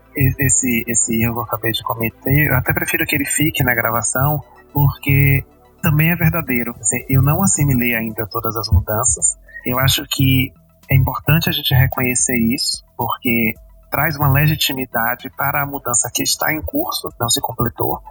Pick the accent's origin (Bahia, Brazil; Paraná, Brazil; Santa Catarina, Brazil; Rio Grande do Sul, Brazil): Bahia, Brazil; Alagoinhas; moved away as an adult; now in Belo Horizonte, Brazil; eu sou de Alagoinhas, a cidade onde nasceu Jean Willis